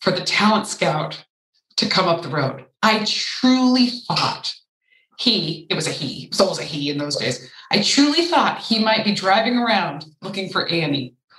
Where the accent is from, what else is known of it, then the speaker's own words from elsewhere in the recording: Ventura County, California, United States; I grew up in Ventura County, which is suburban at its most dense. I grew up on an avocado ranch